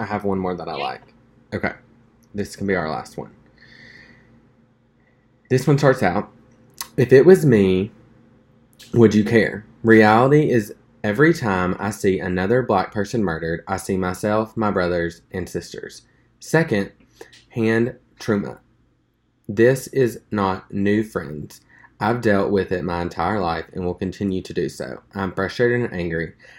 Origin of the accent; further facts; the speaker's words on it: Summerlin, Nevada, United States; I grew up in Summerlin, Nevada, a predominantly white affluent area.